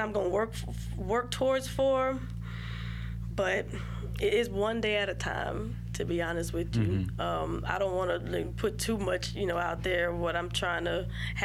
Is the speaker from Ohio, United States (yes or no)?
no; Baton Rouge, Louisiana, United States; also born or lived in Baker, Louisiana / Zachary, Louisiana; I'm representing Baton Rouge here